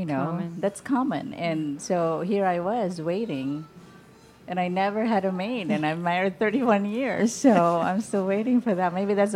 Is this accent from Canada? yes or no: no; Philippines; now in United States; I guess now I'm an American